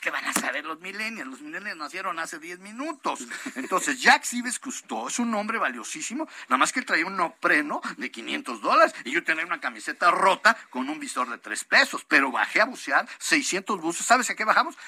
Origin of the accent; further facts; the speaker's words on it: La Piedad, Michoacán, Mexico; soy de la Piedad Michoacán